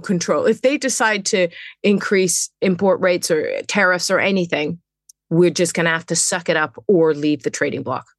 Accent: England, United Kingdom; moved away; also born or lived in Netherlands; I'm British. I was born in England

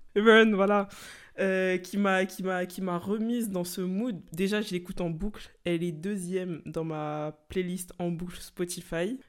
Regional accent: Senegal; je suis sénégalaise, du coup, bien sûr, on écoutait de la musique sénégalaise

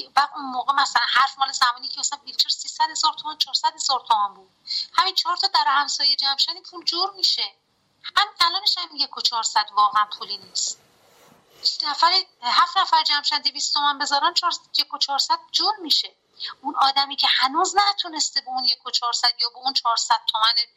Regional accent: Qazvin, Qazvin Province, Iran

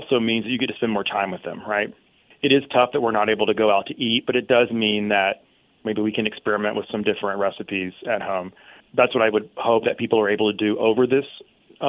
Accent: Mississippi, United States; I'm from Mississippi

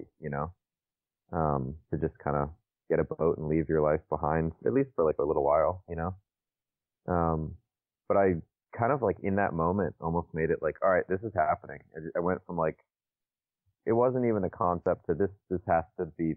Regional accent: Naples, Florida, United States; I am from Naples, Florida, on the West Coast.

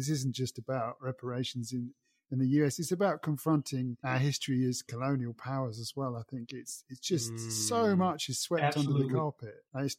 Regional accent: United Kingdom; as a British person

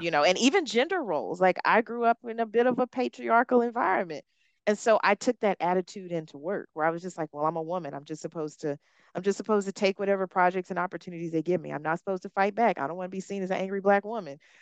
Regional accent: Hueytown, Alabama, United States; accent: Southern; moved away as an adult; also born or lived in Africa; I grew up in Hueytown, Alabama. It's a suburb of Birmingham.

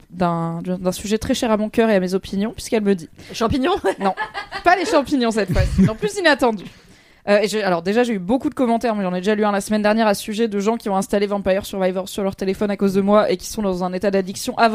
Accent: Bordeaux, Nouvelle-Aquitaine, France; Et en vrai, je viens de Bordeaux, qui contrairement à ce qu'on pense est une des villes où il pleut le plus en France.

